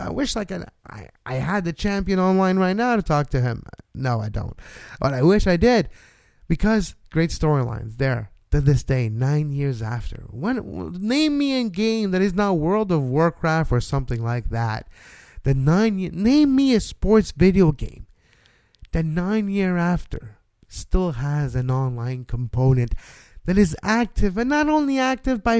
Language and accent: English; Montreal, Quebec, Canada; also born or lived in Toronto; I was born and raised in Montreal also